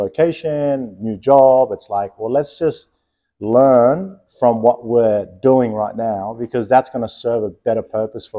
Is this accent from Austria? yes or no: no; Logan, Queensland, Australia; also born or lived in Glen Eden, West Auckland, New Zealand; when I was about 8 or 9, we moved here to Brisbane, to Logan